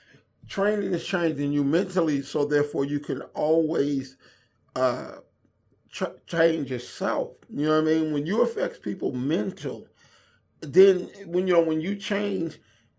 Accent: Inglewood, California, United States; I had a hard time, you know, running with gangs and going in and out of jail and growing up in Inglewood.

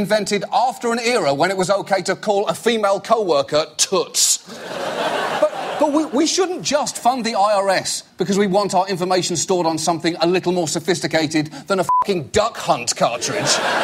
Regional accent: United Kingdom; I'm British

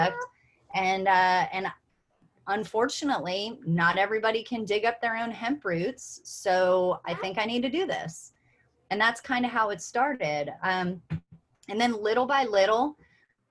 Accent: Kentucky, United States; I'm from Kentucky.

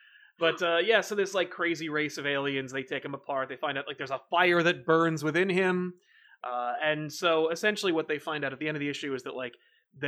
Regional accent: United Kingdom; Kind of looking forward to some British heroes as a Brit myself.

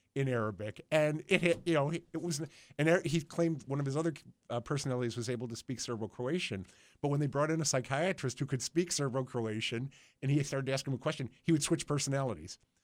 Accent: Buffalo, New York, United States; grew up in Buffalo between Bethlehem and Republic Steel

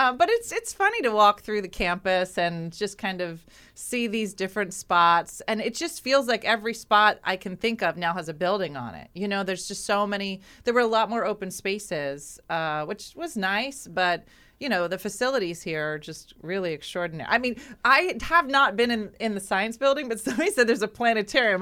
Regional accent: Winslow, New Jersey, United States; I, I grew up in Winslow

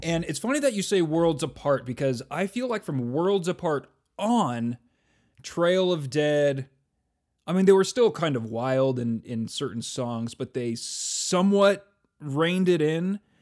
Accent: California, United States; moved away; where I grew up in California

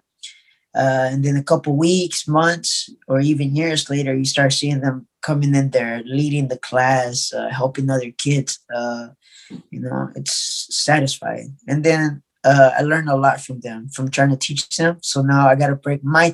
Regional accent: Arkansas, United States; now in California, United States; I'm originally from Arkansas

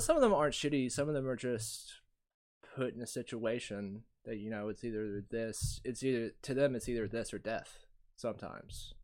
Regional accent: Ringgold, Georgia, United States; also born or lived in Chattanooga, Tennessee; when I grew up, I grew up in Ringgold.

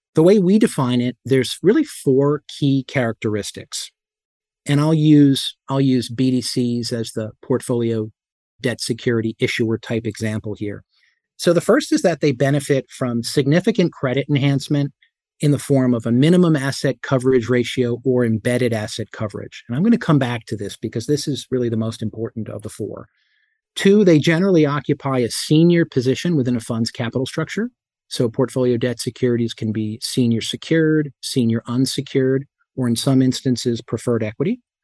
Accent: Whippany, New Jersey, United States; I grew up in Whippany, New Jersey

